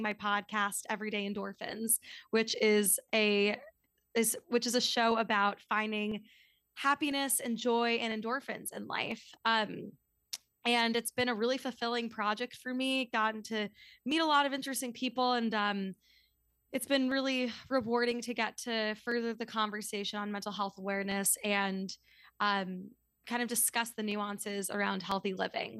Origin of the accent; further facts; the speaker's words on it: New York City, New York, United States; also born or lived in Washington, D.C. / Midwest / Scotland; I was actually born in D C, so I guess I can't fully say that, but I'm, I'm from New York City, grew up here